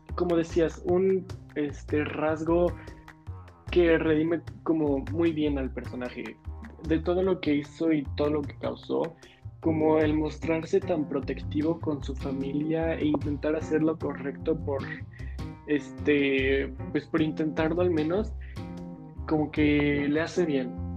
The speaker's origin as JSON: {"language": "Spanish", "country": "Mexico", "said": "nosotros somos mexicanos"}